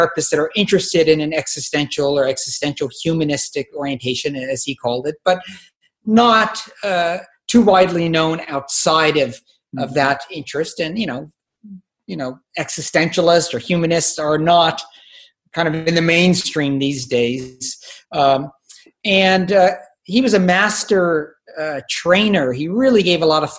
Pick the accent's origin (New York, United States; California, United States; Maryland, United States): California, United States; Palo Alto; also born or lived in San Francisco, California; now in Mill Valley, United States; I grew up in the Bay Area in Palo Alto